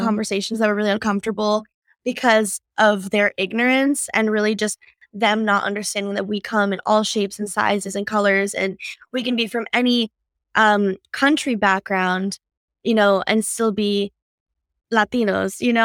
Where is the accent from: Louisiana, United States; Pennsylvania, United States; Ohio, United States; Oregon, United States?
Pennsylvania, United States; northeastern; moved away as an adult; now in California, United States; I grew up in a small town in northeastern Pennsylvania